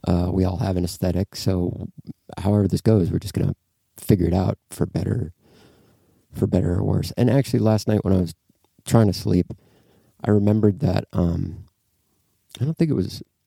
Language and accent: English; Duluth, Minnesota, United States; moved away as an adult; also born or lived in Oakland; I'm from Duluth, Minnesota